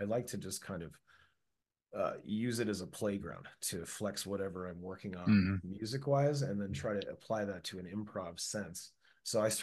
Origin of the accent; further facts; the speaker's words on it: Chicago, Illinois, United States; Growing up in Chicago